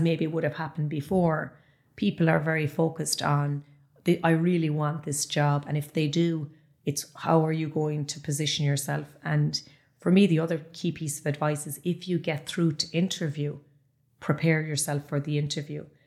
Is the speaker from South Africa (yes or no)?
no; Ballyheigue, Munster, Ireland; I'm from Ballyhigh